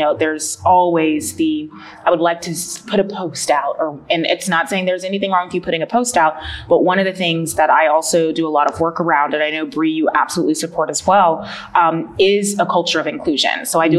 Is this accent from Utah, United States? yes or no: no; North Carolina, United States; moved away as an adult; now in Pensacola, United States; So I'm originally from North Carolina.